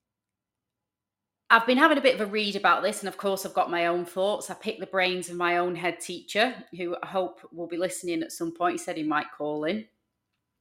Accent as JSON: {"language": "English", "area": "Greater Manchester", "region": "North West England", "country": "United Kingdom", "said": "You might hear my accent. That's an older accent. So I'm a Greater Manchester girl"}